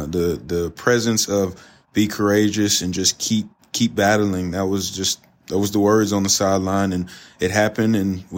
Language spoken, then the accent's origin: English; Southeast Texas, United States; Cajun. Cajun. I'm from Southeast Texas, baby.